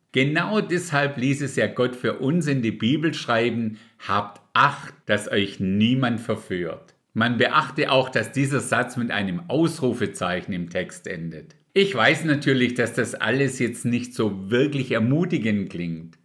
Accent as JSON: {"language": "German", "country": "Germany", "said": "bei uns in Deutschland"}